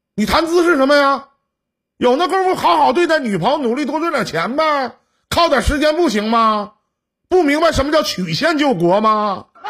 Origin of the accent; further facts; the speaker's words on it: Northeast China, China; accent: Northeastern (Dongbei); 用我们东北话来讲啊